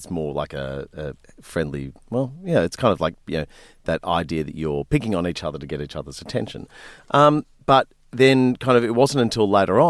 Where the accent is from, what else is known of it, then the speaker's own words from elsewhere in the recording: New South Wales, Australia; when I was a kid growing up in the Blue Mountains of, you know, west of Sydney